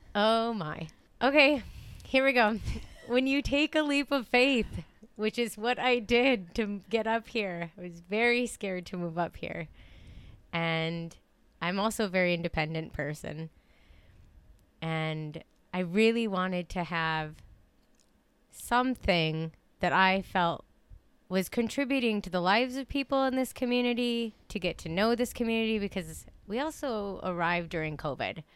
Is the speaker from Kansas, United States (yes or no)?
no; Dollar Bay, Michigan, United States; I grew up in Dollar Bay, and so not too far from here